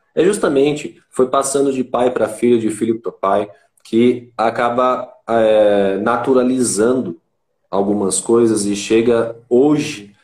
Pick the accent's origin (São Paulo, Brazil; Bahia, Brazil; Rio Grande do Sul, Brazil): São Paulo, Brazil; Itanhaém; moved away as an adult; eu era da Baixada Santista, sou de Itanhaém